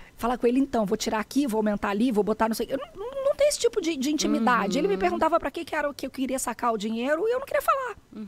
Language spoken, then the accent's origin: Portuguese; Rio de Janeiro, Brazil; moved away as an adult; also born or lived in southern Brazil; Eu sou carioca